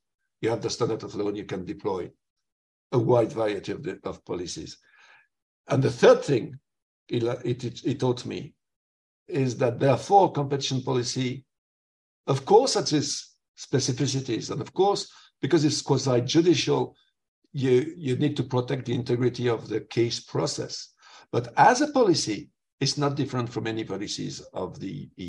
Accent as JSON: {"language": "English", "region": "southwest France", "country": "France", "moved": "yes", "lives_now": "Brussels, Belgium", "said": "I'm a farmer from Southwest France"}